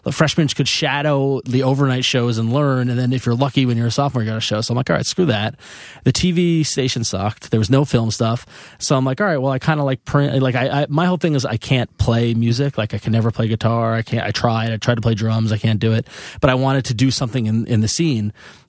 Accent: New York, United States; I grew up on Long Island

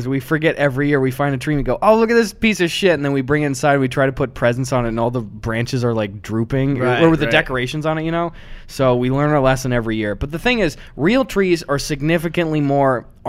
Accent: Wisconsin, United States; moved away; we're back home, and Wisconsin

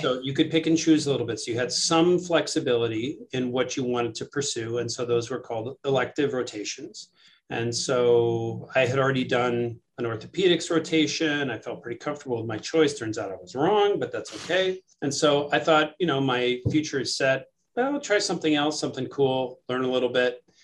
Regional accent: New York City, New York, United States; moved away as an adult; now in Madison, United States; I grew up in New York City, uh, ah. uh, right in the heart of Manhattan

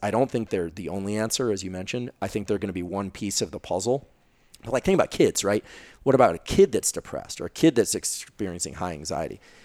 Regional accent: Silicon Valley, California, United States; I'm from Silicon Valley

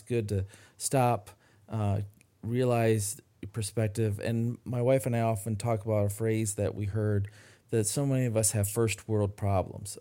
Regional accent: Midland, Michigan, United States; my hometown of Midland, Michigan

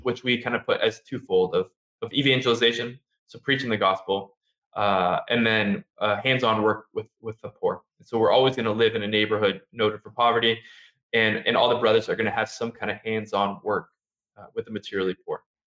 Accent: Orange County, California, United States; moved away as an adult; also born or lived in New York; now in Harlem, New York, United States; I'm originally from Southern California, so Orange County, California

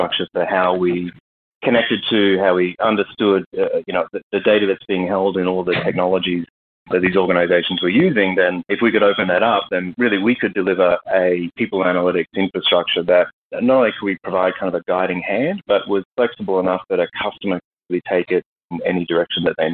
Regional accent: Australia; moved away as an adult; now in Texas, United States; I'm originally Australian and moved here after a couple acquisitions of SuccessFactors and SAP a few years ago and moved to Texas

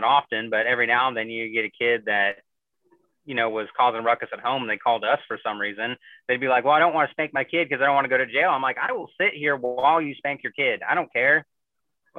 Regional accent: Missouri, United States; moved away as an adult; now in Chicago, United States; I grew up in, you know, the rural Missouri

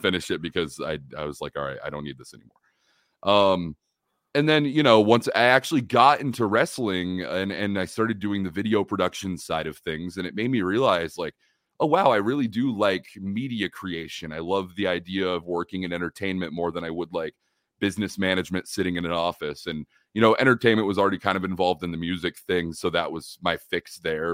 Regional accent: Oklahoma City, Oklahoma, United States; also born or lived in California; I'm from Oklahoma here in the United States

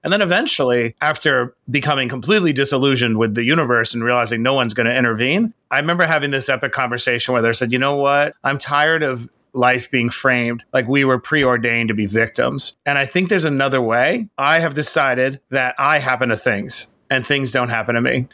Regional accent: New York City, New York, United States; I grew up on Springfield Boulevard

